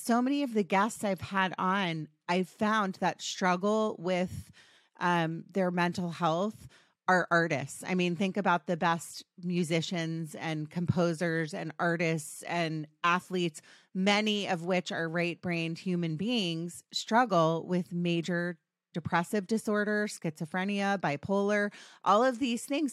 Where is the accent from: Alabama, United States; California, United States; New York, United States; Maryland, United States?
Maryland, United States; Potomac; I grew up in D C, by the way, Potomac, Maryland